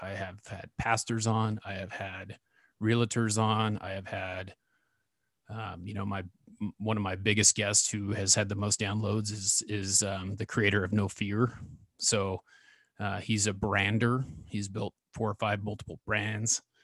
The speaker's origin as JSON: {"language": "English", "town": "Ontario", "region": "Oregon", "country": "United States", "tie": "born or raised there", "said": "I grew up in Ontario, Oregon, which is about thirty miles where I live from now"}